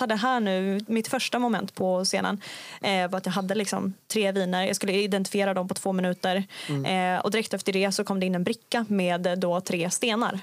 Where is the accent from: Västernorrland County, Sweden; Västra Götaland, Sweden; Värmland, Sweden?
Västernorrland County, Sweden; Kramfors; now in Umeå, Sweden; kommer inte härifrån Umeå, jag kommer från Kramfors, en liten by eh, i Höga Kusten. Eh, och flyttade hit till Umeå 2016